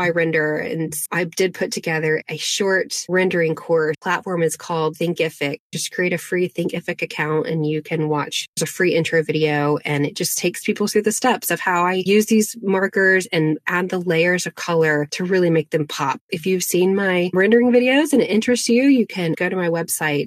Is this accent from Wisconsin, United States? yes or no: no; Asheville, North Carolina, United States; also born or lived in Arden, North Carolina; I was born in Asheville, North Carolina. My dad taught at a boys' boarding school called Christ School in Arden, North Carolina. We lived on campus